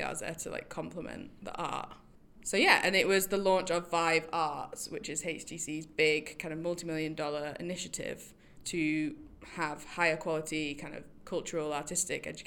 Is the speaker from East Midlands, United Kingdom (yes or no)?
no; Manchester, North West England, United Kingdom; moved away; I'm from Manchester